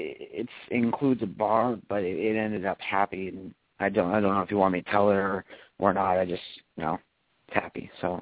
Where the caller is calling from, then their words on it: Auburn, Maine, United States; I am calling from Auburn, Maine.